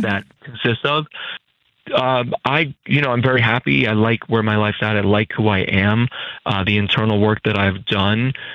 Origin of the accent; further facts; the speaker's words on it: Hudson Valley, New York, United States; moved away as an adult; also born or lived in California; now in New York City, United States; I was from the Hudson Valley